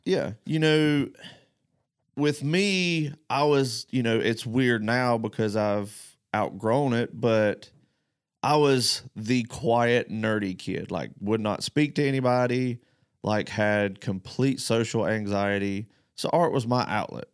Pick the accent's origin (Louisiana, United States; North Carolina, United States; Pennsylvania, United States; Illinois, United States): North Carolina, United States; moved away; I'm the only one from North Carolina that works here.